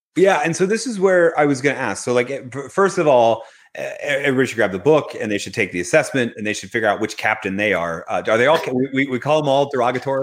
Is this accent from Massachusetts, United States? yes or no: no; Philadelphia, Pennsylvania, United States; I'm from Philadelphia, and we are the chip on our shoulder, prove you're all wrong underdog motivation family